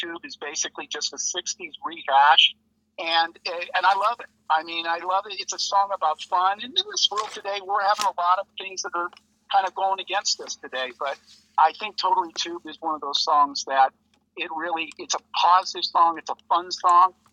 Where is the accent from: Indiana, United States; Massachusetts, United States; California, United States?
California, United States; Los Angeles; also born or lived in Valencia, California; I'm actually from the San Fernando Valley, which is about 30 miles north of L.A.